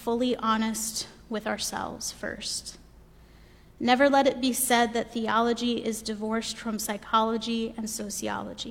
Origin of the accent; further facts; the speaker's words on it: the South, United States; now in Pasadena, United States; a white woman from the South